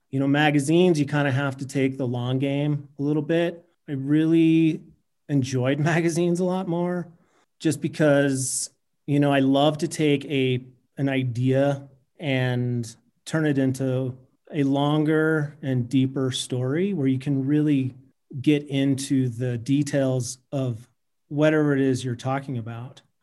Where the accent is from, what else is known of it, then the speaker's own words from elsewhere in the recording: Salt Lake City, Utah, United States; moved away as an adult; now in Jackson Hole, United States; I grew up in Salt Lake City